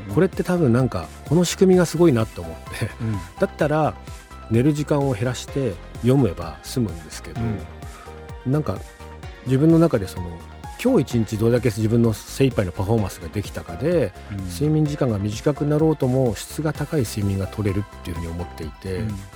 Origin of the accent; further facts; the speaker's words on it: Nagano, Japan; 長野から月に2回東京の方まで通うみたいなことになっていったので